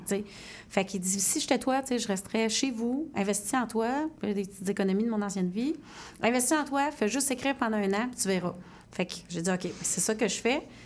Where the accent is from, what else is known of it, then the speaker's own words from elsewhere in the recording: Sherbrooke, Quebec, Canada; je viens de Sherbrooke